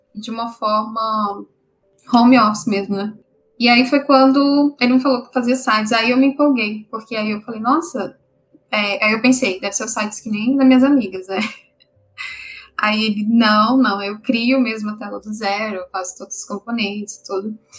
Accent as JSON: {"language": "Portuguese", "town": "Brasília", "region": "Federal District", "country": "Brazil", "moved": "yes", "said": "eu sou de Brasília, tentei passar pela UNB"}